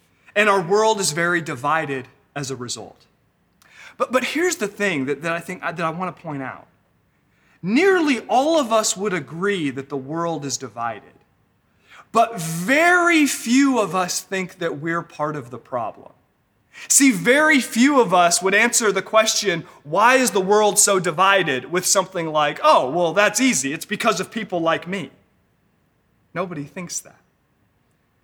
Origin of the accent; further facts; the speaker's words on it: Northern California, United States; also born or lived in Los Angeles; I was raised here in Northern California.